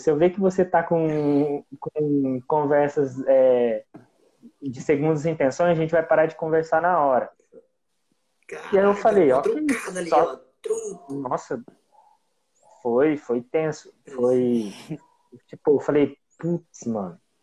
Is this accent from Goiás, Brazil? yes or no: no; Umuarama, Paraná, Brazil; eu sou de Umuarama, é no estado do Paraná